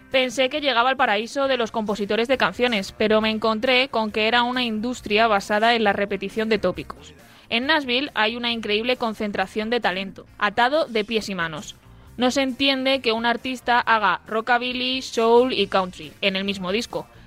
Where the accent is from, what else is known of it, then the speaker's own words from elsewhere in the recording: Finland; Spanish is a second language; Hola, soy de Finlandia.